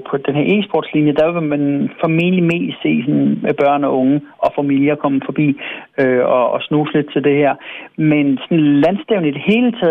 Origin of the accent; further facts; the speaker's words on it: Svendborg, Southern Denmark, Denmark; moved away; Jeg kommer ned fra Svendborg jo, og yeah. min mor hun bor stadigvæk dernede